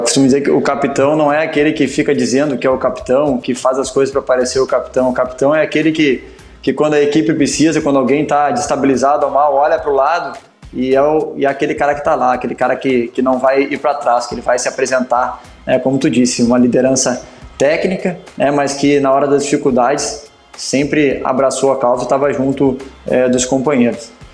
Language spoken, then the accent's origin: Portuguese; Porto Alegre, Rio Grande do Sul, Brazil; Porto Alegre, que é a minha cidade, minha cidade natal e onde eu fui, eu fui criado